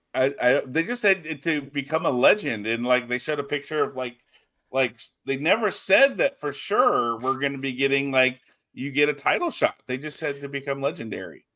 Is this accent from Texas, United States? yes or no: yes; Texas, United States; we're Texan